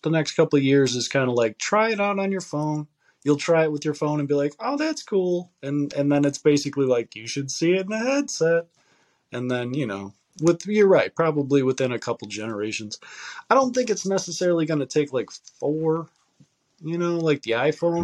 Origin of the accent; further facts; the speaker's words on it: United States; as like an American